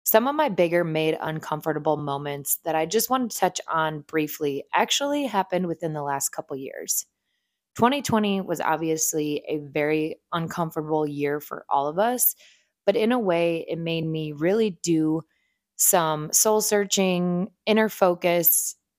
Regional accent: Northeast Ohio, United States; moved away as an adult; also born or lived in North Carolina; I am originally from a small town in Northeast Ohio

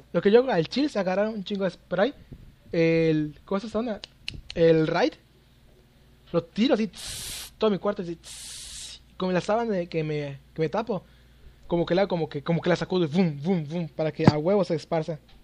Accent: Yucatán, Mexico; soy de Yucatán, un lugar donde hay un chingo, chingos y chingos de zonas arqueológicas

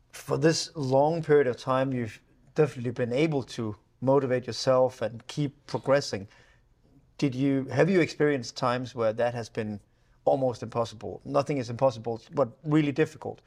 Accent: Denmark; we grew up with rain in Denmark

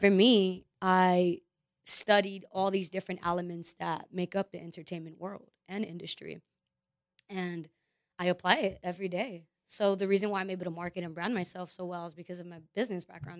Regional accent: Los Angeles, California, United States; also born or lived in Florida; being born and raised in Los Angeles

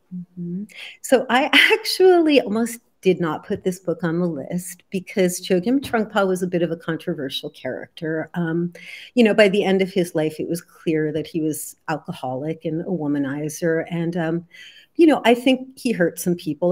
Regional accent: New Jersey, United States; I grew up in New Jersey in the seventies

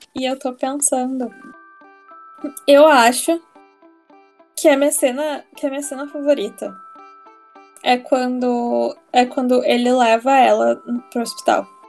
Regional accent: Porto Alegre, Rio Grande do Sul, Brazil; also born or lived in United States; sou de Porto Alegre

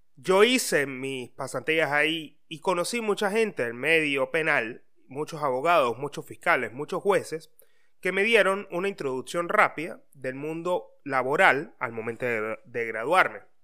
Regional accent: Venezuela; moved away as an adult; now in Argentina; todos somos de Venezuela y amamos a nuestra patria

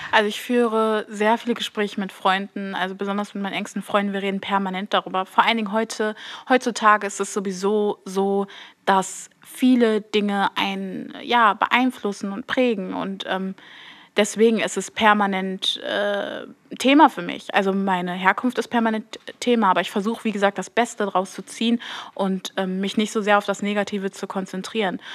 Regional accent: Duisburg, North Rhine-Westphalia, Germany; ich bin 21 Jahre und ich komme aus Duisburg

